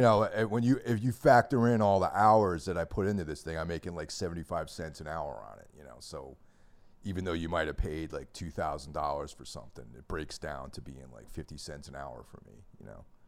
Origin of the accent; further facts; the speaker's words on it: New York, United States; now in New Jersey, United States; I grew up in New York